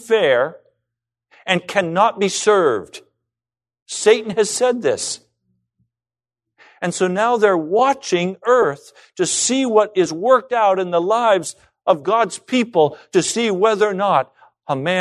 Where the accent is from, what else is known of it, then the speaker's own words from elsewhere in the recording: United States; I'm an American citizen